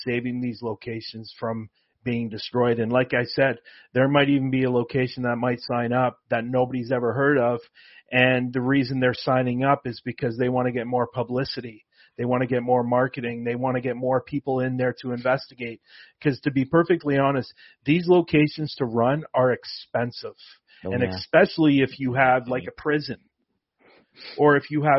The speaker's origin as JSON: {"language": "English", "town": "Toronto", "region": "Ontario", "country": "Canada", "said": "I am from Toronto as well."}